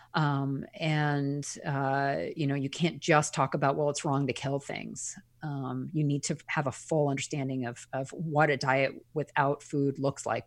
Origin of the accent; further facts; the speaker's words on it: Eastern Long Island, New York, United States; I grew up on Eastern Long Island